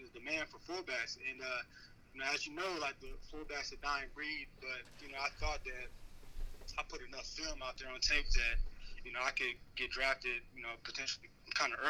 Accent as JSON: {"language": "English", "town": "Cincinnati", "region": "Ohio", "country": "United States", "tie": "born or raised there"}